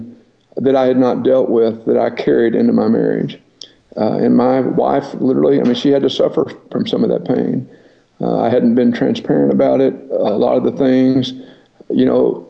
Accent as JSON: {"language": "English", "town": "Paris", "region": "Texas", "country": "United States", "tie": "born or raised there", "said": "I was born and raised in Paris, Texas"}